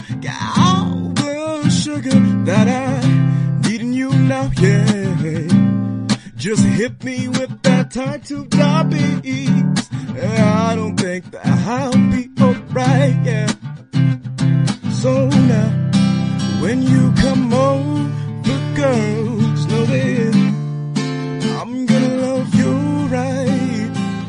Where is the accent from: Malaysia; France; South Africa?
South Africa; Nelspruit, Mpumalanga; now in Johannesburg, South Africa; I'm from Nelspruit in Mpumalanga.